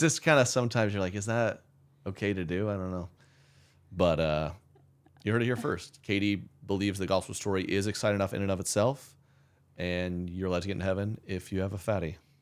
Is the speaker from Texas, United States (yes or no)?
no; Oklahoma, United States; I'm from Oklahoma